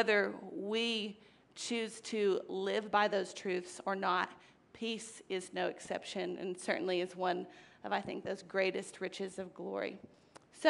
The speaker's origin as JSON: {"language": "English", "country": "United States", "said": "as American citizens"}